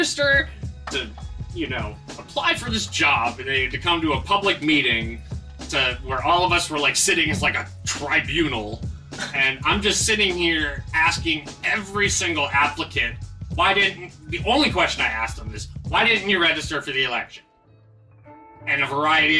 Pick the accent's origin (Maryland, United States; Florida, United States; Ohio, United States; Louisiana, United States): Maryland, United States; Anne Arundel County; I have lived in Anne Arundel County most of my life